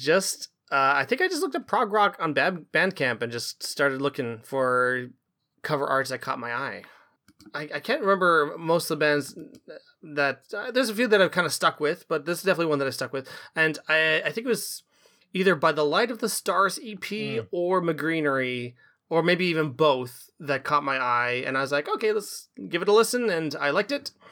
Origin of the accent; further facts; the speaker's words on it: Canada; now in Vancouver, Canada; we're Canadian